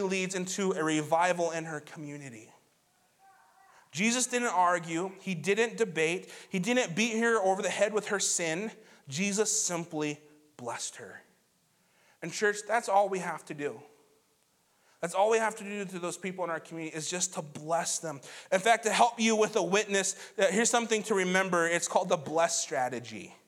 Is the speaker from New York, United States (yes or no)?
no; Montana, United States; moved away; I'm from Montana, too